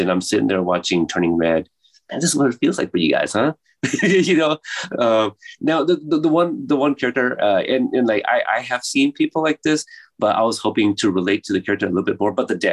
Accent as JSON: {"language": "English", "town": "Portland", "region": "Oregon", "country": "United States", "said": "I'm from Portland, Oregon"}